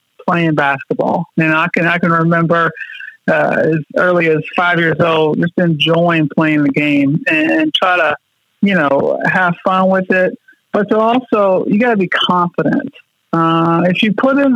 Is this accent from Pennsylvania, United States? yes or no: no; Louisville, Kentucky, United States; I grew up in Louisville, Kentucky